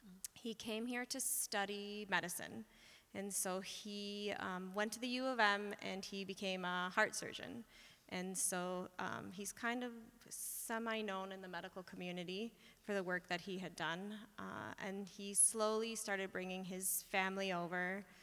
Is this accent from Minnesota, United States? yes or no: yes; Minnesota, United States; I was born and raised in Minnesota